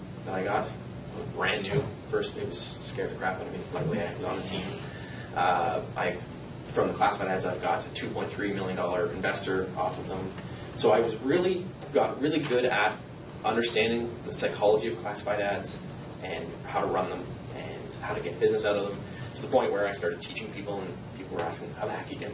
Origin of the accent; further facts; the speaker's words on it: Niagara, Ontario, Canada; moved away as an adult; also born or lived in Lindsay, Ontario; I grew up in Niagara, and I packed up my bags